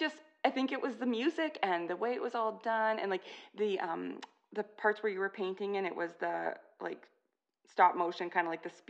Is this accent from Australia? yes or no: no; Canada; I'm Canadian